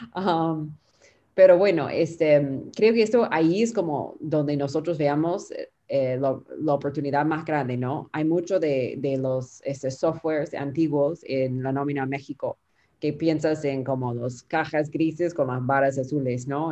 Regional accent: Peru; accent: Peruvian Spanish; Spanish is a second language; mi español es de Perú, que llamamos la nómina la planilla

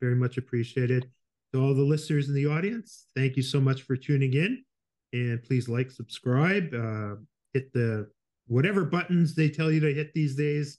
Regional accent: Winnipeg, Manitoba, Canada; moved away; Yeah. I grew up in Winnipeg

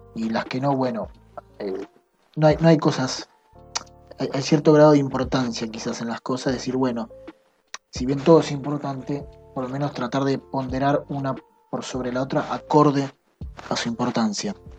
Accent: Argentina; soy argentino

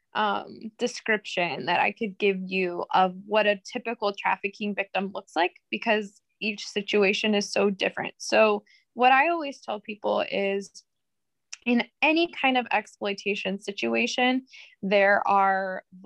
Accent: Akron, Ohio, United States; I'm from Akron, Ohio

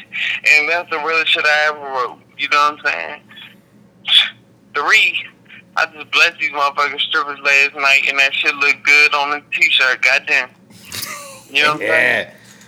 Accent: Wichita, Kansas, United States; born there; like I was born in Wichita and don't know nobody in Wichita.

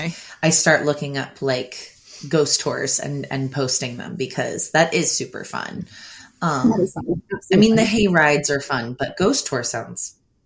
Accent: New Jersey, United States; we're from South Jersey

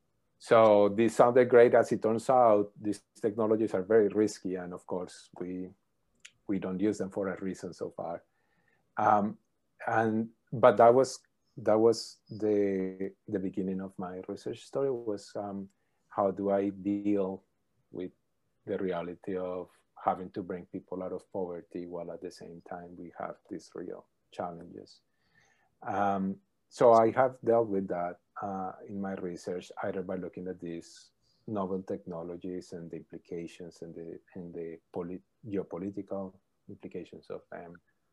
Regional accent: Colombia; moved away as an adult; also born or lived in Calgary; I am from Colombia. I was born there, lived there, and did my undergrad and master's in Colombia in electrical engineering. Then I moved to Calgary with my advisor, David Keith, to do a PhD there.

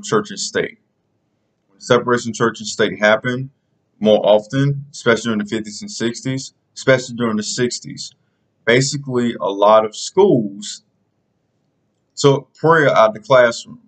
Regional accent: South Carolina, United States; the state of South Carolina, my home state

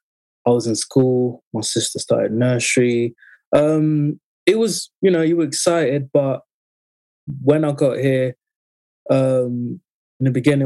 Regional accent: London, United Kingdom; also born or lived in French Congolese origin (Congo); I'm from South London, Colliswood, SW19, which is basically Wimbledon, and that's very, very close to Tooting, just down the road. I'm originally French Congolese, and I've been in the UK

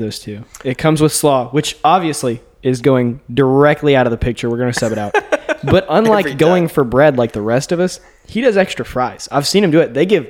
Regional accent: Texas, United States; moved away as an adult; now in Stillwater, United States; I'm originally from Texas

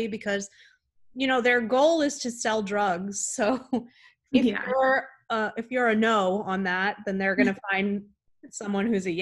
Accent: South Florida, United States; moved away; also born or lived in Playa del Carmen, Mexico; I'm from South Florida, and I kind of grew up hanging out in Miami Beach

